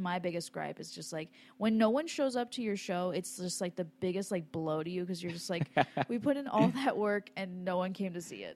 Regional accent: Los Angeles area, California, United States; I'm from L

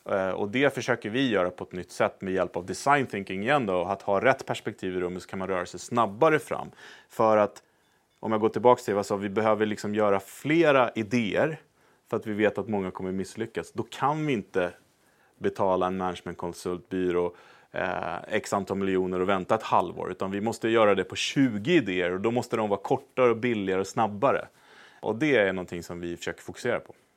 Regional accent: Sweden; moved away as an adult; also born or lived in United States; vi då som svenskar

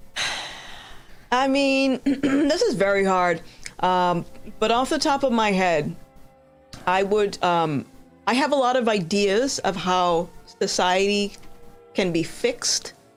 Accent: Rhode Island, United States; I'm from Rhode Island

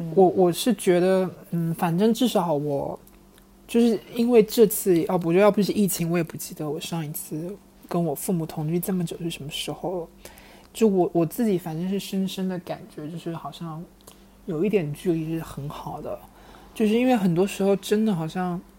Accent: Wenzhou, Zhejiang, China; 因为我也是浙江人嘛，就是，嗯，温州那一块

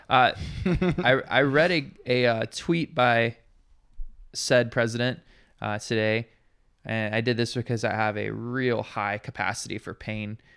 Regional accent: Montgomery, Alabama, United States; now in Hawaii, United States; my hometown, uh, it's a very large city, uh, called Montgomery, Alabama

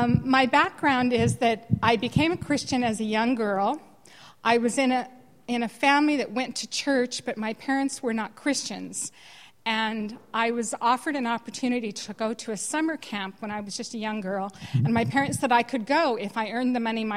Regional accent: California, United States; moved away as an adult; also born or lived in Denmark; now in Ireland; I started in California, and I grew up in California

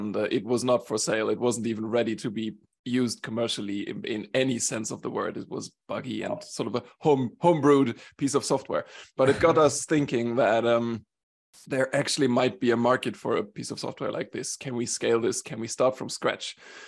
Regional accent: Germany; born there; also born or lived in Sweden / Switzerland; I consider myself a little bit of a European. I was born in Germany. I moved around a bit. I spent 7 years in Sweden.

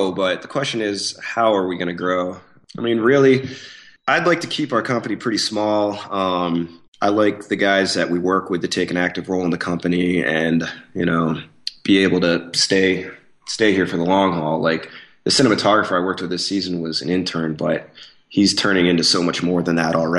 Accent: State College, Pennsylvania, United States; moved away; I grew up in Pennsylvania

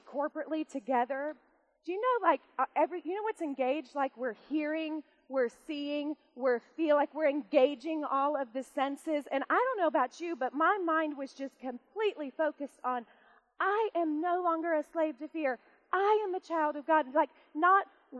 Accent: United States; I'm an American

